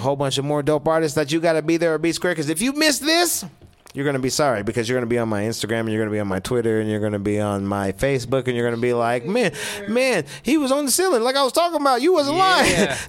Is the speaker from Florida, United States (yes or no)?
no; Aurora, Colorado, United States; I'm from Aurora, Colorado